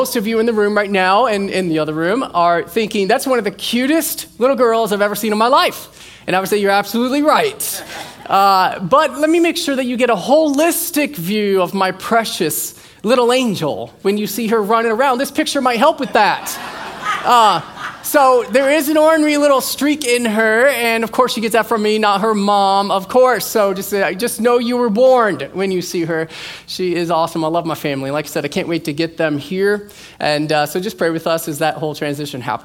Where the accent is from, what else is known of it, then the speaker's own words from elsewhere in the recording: Iowa, United States; now in Florida, United States; I'm from Iowa